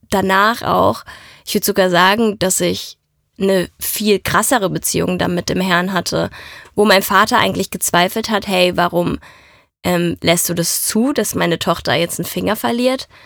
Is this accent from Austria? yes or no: no; Italy; dass die Mafia mich mitgenommen hat, weil ich bin Italienerin.